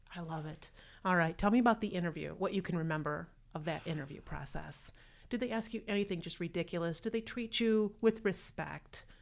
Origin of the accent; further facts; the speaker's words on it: Rockford, Illinois, United States